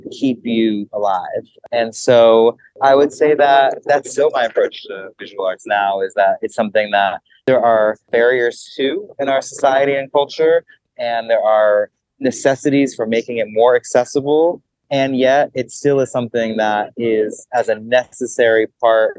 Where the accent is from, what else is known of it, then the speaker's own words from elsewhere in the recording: New York City, New York, United States; growing up in New York City within a multicultural, multilingual home